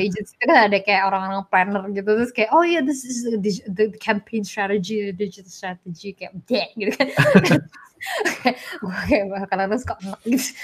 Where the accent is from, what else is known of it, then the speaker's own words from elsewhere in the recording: Indonesia; moved away as an adult; now in Singapore; gue dari Indo